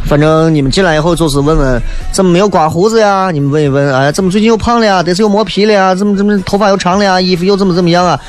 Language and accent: Chinese; Shaanxi, China; 我们陕西人是真的瓜没有几个蹲的